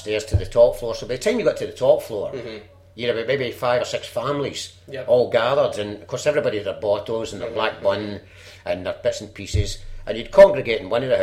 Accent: Glasgow, Scotland, United Kingdom; moved away as an adult; also born or lived in London; all my friends were still in Glasgow in Townhead area

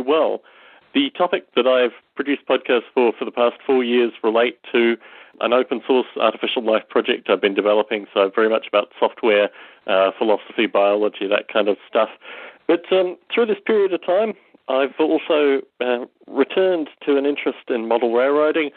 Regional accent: Australia; moved away as an adult; also born or lived in United Kingdom / United States; now in Las Vegas, United States; I was born in Australia. I'm 32 years old, and I've lived in the UK, Australia, and the US through my adult life

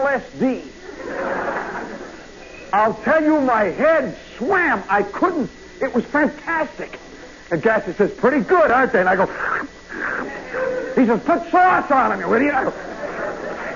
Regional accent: Midwest, United States; moved away; I'm from the Midwest

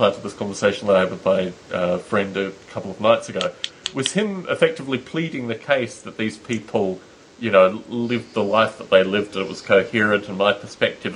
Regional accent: Australia; moved away; the reason that I left Australia, was the whole notion that I was in Australia writing as an Australian

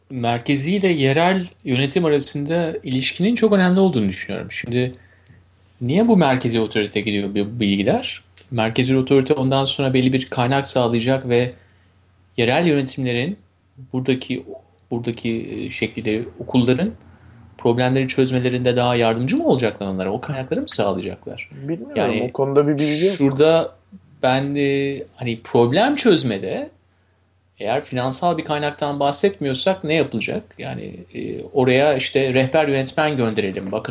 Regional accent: Turkey; Güzelim Türkiye ile evet başlayalım. Memleketimle.

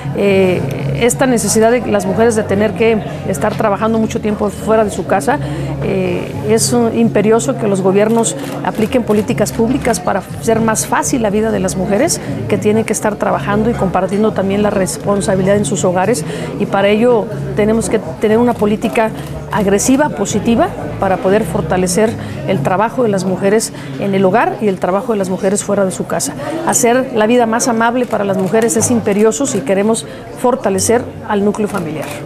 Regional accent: Aguascalientes, Mexico; como sociedad mexicana y como sociedad hidrocálida

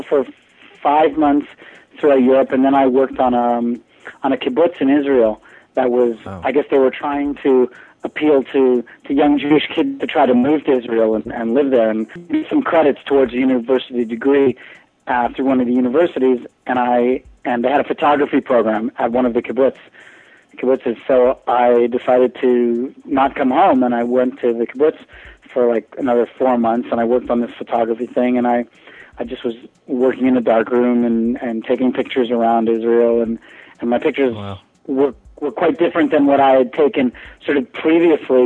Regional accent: Toronto, Ontario, Canada; moved away as an adult; now in United States; my high school in Toronto

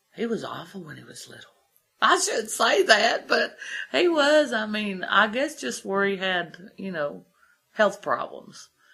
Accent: Columbus, Ohio, United States; moved away as an adult; now in Big Ugly Creek, United States; I wasn't born around here, I was from Columbus

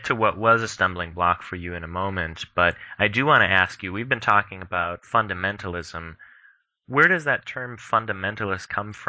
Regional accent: Minnesota, United States; when I went to a Christian school growing up in Minnesota

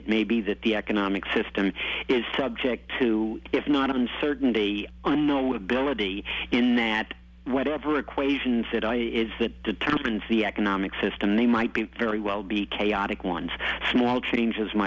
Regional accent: United States; I'm an American

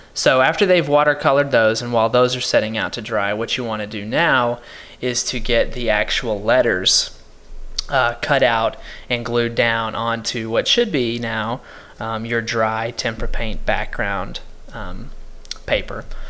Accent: Paris, Texas, United States; my hometown is Paris, Texas

